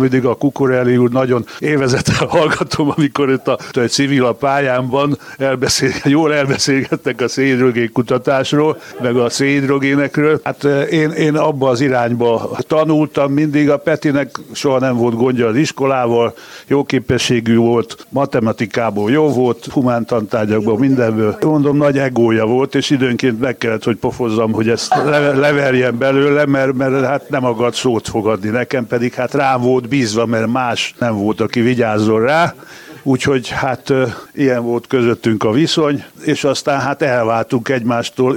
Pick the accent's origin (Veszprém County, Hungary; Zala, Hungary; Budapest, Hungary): Budapest, Hungary; itt születtünk Budapesten, mind a ketten